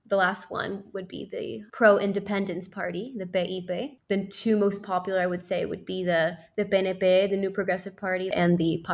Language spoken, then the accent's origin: English; Puerto Rico; I do say I'm half French, half Puerto Rican. Technically, as a Puerto Rican, I am an American by law. However, I don't tend to introduce myself as American.